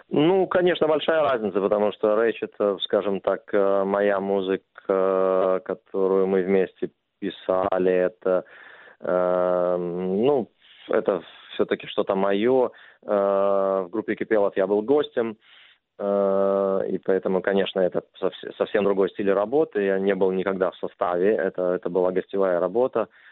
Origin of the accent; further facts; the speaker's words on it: Minsk, Belarus; moved away; в моем родном городе Минске